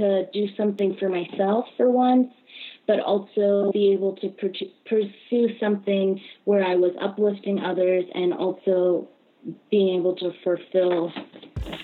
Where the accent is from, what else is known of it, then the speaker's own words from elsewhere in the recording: Jacksonville, Florida, United States; also born or lived in California / Orlando, Florida; I was born in California and moved to Jacksonville, Florida when I turned 10, and pretty much grew up there